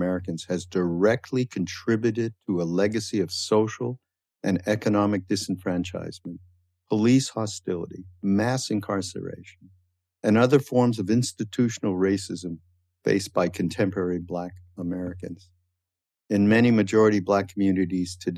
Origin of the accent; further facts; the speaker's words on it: Canada; now in United States; I'm from Canada and I had a little bit of a different upbringing related to people who were brought up in the States